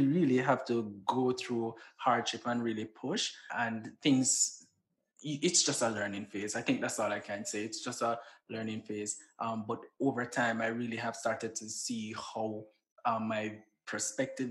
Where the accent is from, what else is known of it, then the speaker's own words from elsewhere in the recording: Saint Elizabeth, Jamaica; moved away as an adult; also born or lived in Antigua / Grenada; now in Washington, D.C., United States; I'm from St. Elizabeth. So I'm very rural and country, as people would say